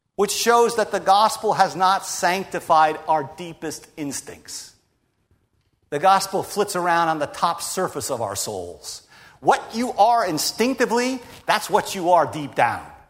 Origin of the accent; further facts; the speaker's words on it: United States; We're American Christians